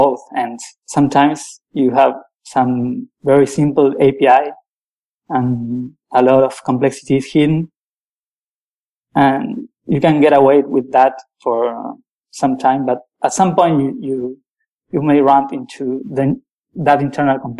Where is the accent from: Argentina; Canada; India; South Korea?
Argentina; also born or lived in Paris, France; now in France; I'm a programmer from Argentina. I'm currently living in the outskirts of Paris.